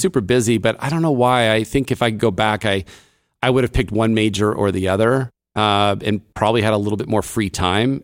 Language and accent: English; Davis, California, United States; I grew up in Davis, uh, California